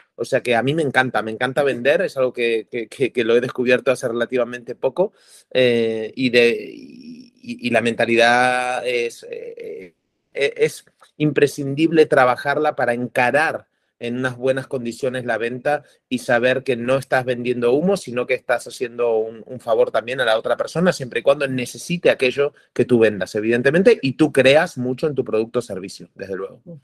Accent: Argentina; also born or lived in Indonesia / Costa Rica; now in Barcelona, Spain; Yo nací en Argentina, viví en Indonesia, me vine a Barcelona, estuve en Costa Rica también emprendiendo, en Indonesia, aquí, en Barcelona, que es donde vivo ahora

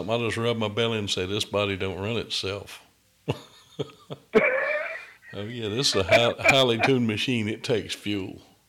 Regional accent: the South, United States; I'm from the South. I'm almost 300 pounds, but I don't really like salt a lot.

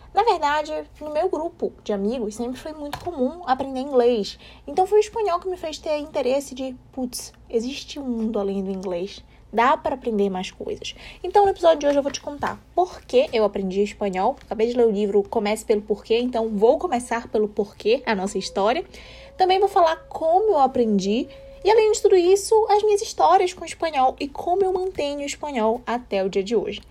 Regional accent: Brazil; nós somos do Brasil.

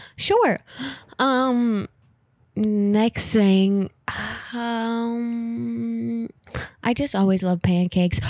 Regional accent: Fairfax, United States; moved away; my hometown donut shop

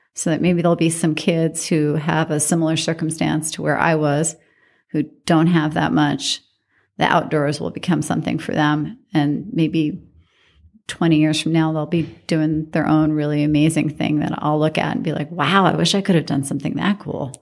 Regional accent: New York City, New York, United States; moved away as an adult; also born or lived in Washington, D.C. / Reno, Nevada; now in Las Vegas, United States; I grew up in New York City, and I did not have a lot of money in New York City

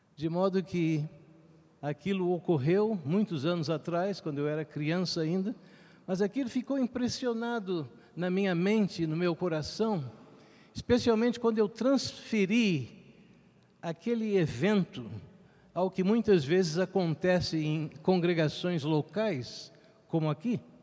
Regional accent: Rio de Janeiro, Brazil; moved away; Eu me lembro quando eu era criança, ainda residindo no Rio de Janeiro

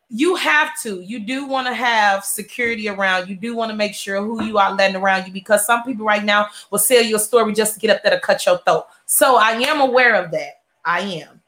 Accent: Chicago, Illinois, United States; now in Houston, United States; I'm from Chicago

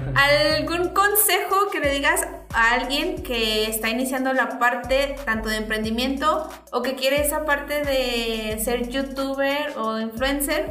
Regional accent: Tepatitlán, Jalisco, Mexico; now in Aguascalientes, Mexico; también Jalisco, pero de Tepa

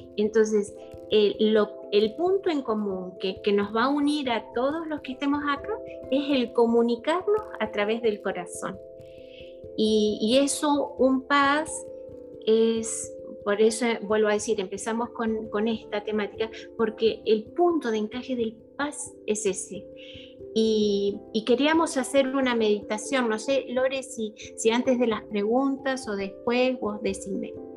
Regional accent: Mendoza, Argentina; moved away as an adult; also born or lived in La Plata / Houston / Mexico / Venezuela; now in Miami, United States; nací en Mendoza, eh, después de grandes eh, nos fuimos a vivir a La Plata

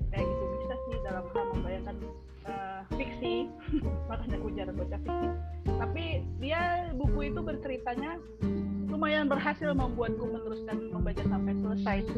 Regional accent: Medan, North Sumatra, Indonesia; aku tuh aslinya dari Medan sebenarnya tapi aku belum pernah ke Aceh belum pernah ke Padang di Medan lompat langsung ke Jakarta

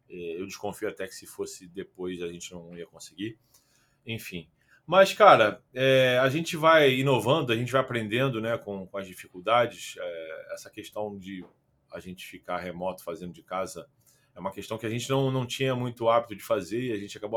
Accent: Rio de Janeiro, Brazil; Eu sou carioca, é, nascido no Rio.

